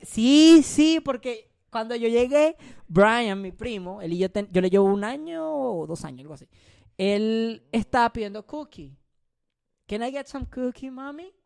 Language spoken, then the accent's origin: Spanish; Venezuela; somos, de Venezuela